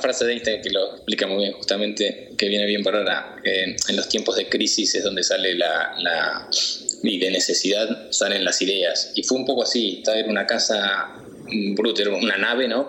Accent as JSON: {"language": "Spanish", "region": "Buenos Aires", "country": "Argentina", "also_born_or_lived": "Madrid", "moved": "as an adult", "lives_now": "Mallorca, Spain", "said": "yo me vine con 22 años de Buenos Aires, eh, ya trabajando en publicidad a Madrid"}